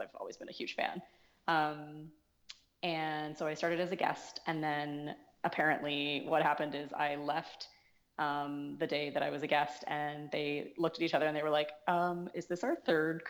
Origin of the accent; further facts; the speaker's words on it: Colorado, United States; moved away as an adult; also born or lived in Seattle, Washington; now in Vancouver, Canada; I was born in the States. I mostly grew up in Colorado, but I was born in Seattle